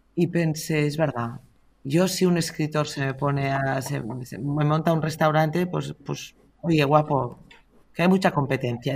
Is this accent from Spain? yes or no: yes; Catalonia, Spain; los catalanes somos emprendedores